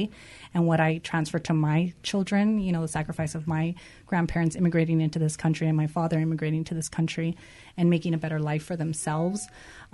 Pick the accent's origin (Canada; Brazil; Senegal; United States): United States; Whittier, California; I grew up in Whittier myself, too, and I went to school in Whittier City School District